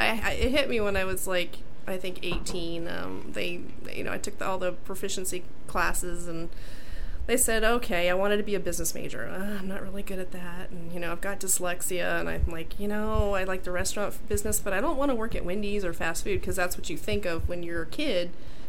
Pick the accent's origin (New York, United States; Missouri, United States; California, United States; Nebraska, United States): California, United States; Chico; moved away; also born or lived in Ventura, California / Ojai, California / Santa Barbara, California / San Diego, California; Well, I was born in Chico, California, Northern California.